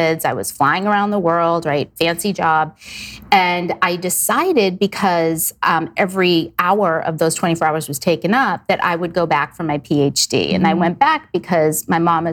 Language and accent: English; South Shore, Massachusetts, United States; raised in Massachusetts on the South Shore, very conservative family